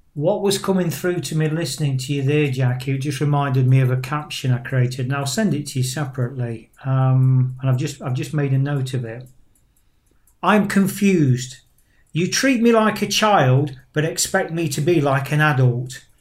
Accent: Nottingham, East Midlands, United Kingdom; from my hometown of Nottingham

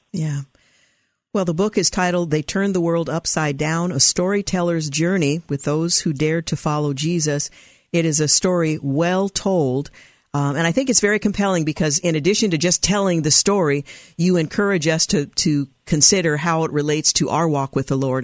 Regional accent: United States; we come from America

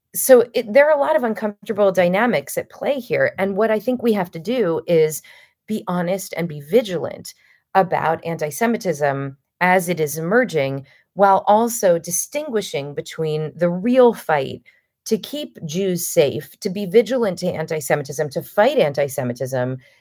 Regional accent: United States; also born or lived in Los Angeles; an American Jew who frankly came from a position of relative privilege

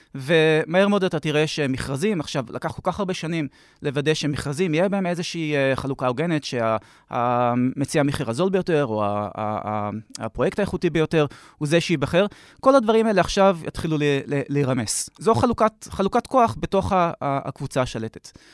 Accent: Jerusalem, Jerusalem District, Israel; אנחנו ירושלמים כבר 100 שנה פלוס

